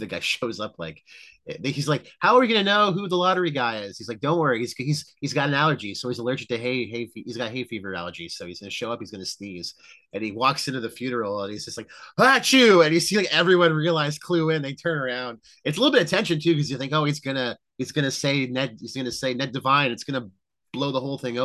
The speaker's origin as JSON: {"language": "English", "country": "Canada", "said": "we're Canadian. We're, you know, I'm fully red-blooded Canadian."}